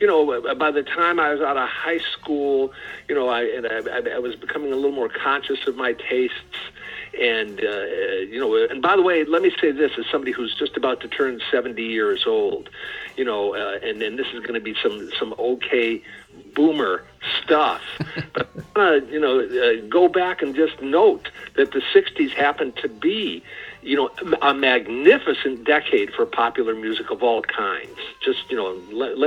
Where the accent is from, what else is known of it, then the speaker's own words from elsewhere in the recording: Detroit, Michigan, United States; also born or lived in Brooklyn, New York; I grew up in Detroit